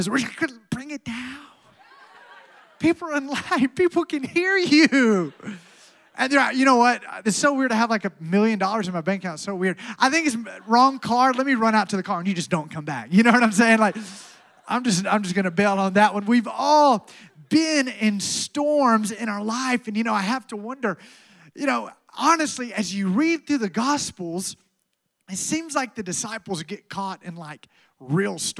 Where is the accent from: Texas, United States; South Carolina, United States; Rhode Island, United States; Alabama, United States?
Alabama, United States; moved away; I'm from Alabama